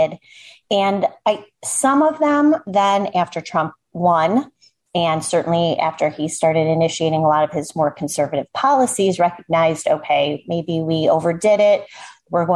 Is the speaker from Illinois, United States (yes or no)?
yes; Chicago, Illinois, United States; I grew up in suburban Chicago, where I am still to this day